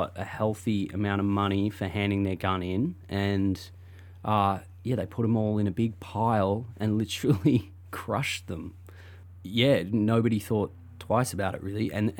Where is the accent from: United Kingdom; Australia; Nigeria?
Australia; now in United States; I'm still a little bit afraid to talk about it as an Australian